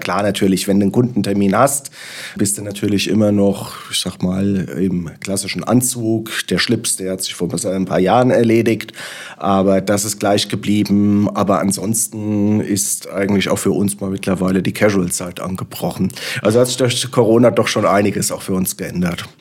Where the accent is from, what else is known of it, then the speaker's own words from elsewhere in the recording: Frankfurt am Main, Hesse, Germany; als gebürtiger Frankfurter